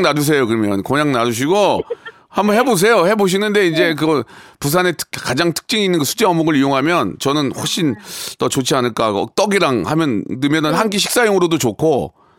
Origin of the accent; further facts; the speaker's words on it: Gunsan, North Jeolla, South Korea; moved away; 저도 고향이 군산인데